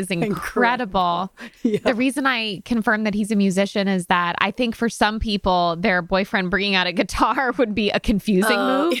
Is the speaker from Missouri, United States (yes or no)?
no; Connecticut, United States; moved away as an adult; also born or lived in New York; I am from Connecticut.